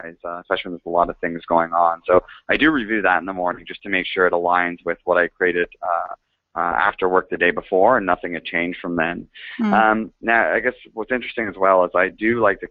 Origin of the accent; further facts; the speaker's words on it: Toronto, Ontario, Canada; moved away as an adult; also born or lived in London, United Kingdom / San Francisco, United States; I'm not from there, but I'm actually from Toronto in Canada